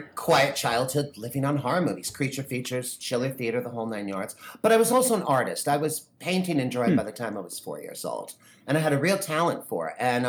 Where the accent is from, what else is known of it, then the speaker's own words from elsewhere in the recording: Wharton, New Jersey, United States; also born or lived in New York; I grew up in Northwest Jersey, a little small town called Wharton. And, you know, population 2000, that type of thing. My family's been there for over 120 years. You know, we're all like born, raised, and die there, literally.